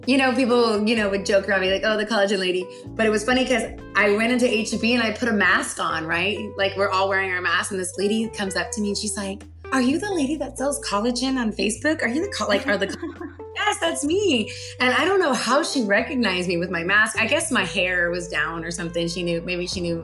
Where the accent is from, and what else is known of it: South Texas, United States; born or raised there; also born or lived in Anchorage, Alaska